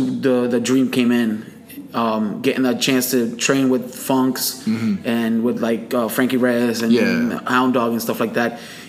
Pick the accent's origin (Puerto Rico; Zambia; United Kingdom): Puerto Rico; moved away; I'm Puerto Rican. Mm-hmm. I grew up on the island watching wrestling.